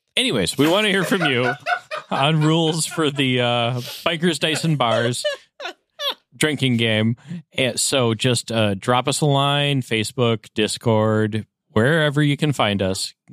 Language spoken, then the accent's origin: English; Upper Midwest, United States; I'm from the Upper Midwest